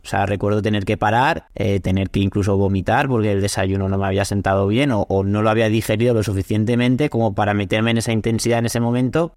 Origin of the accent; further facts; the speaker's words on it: Castellón de la Plana, Valencian Community, Spain; Yo soy de Castellón